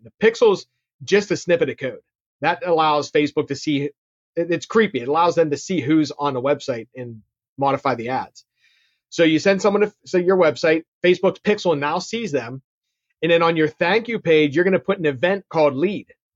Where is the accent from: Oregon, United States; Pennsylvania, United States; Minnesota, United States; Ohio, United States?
Pennsylvania, United States; Pittsburgh; I'm born and raised in Pittsburgh, which my accent can probably tell you